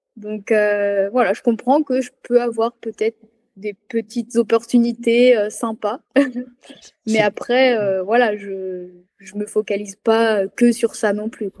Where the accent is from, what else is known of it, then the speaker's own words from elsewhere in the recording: Loire, Auvergne-Rhône-Alpes, France; moved away as an adult; also born or lived in Clermont-Ferrand; now in Savoie, France; Moi, je suis née à Clermont-Ferrand, mais j'ai grandi dans la Loire